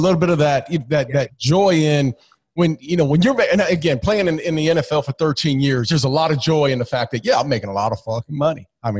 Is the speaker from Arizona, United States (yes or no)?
yes; Phoenix, Arizona, United States; we're in Phoenix and that's my hometown